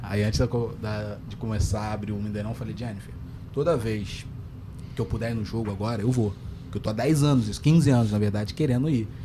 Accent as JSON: {"language": "Portuguese", "region": "Rio de Janeiro", "country": "Brazil", "accent": "carioca"}